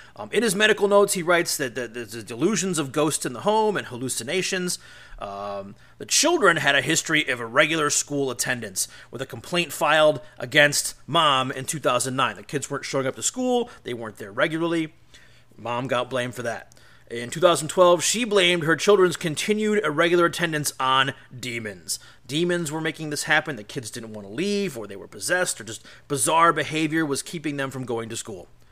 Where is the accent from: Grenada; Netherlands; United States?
United States; Cleveland, Ohio; my hometown in Cleveland, Ohio